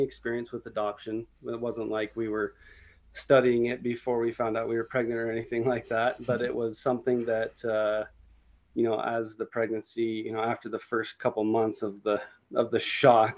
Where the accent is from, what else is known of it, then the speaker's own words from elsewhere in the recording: Utah, United States; I was born and raised here in Utah, and this is where I grew up, and this is where I live currently